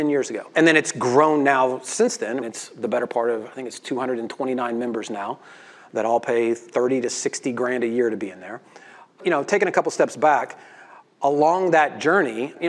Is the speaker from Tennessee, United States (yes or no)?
yes; Memphis, Tennessee, United States; I'm a redneck from Memphis, Tennessee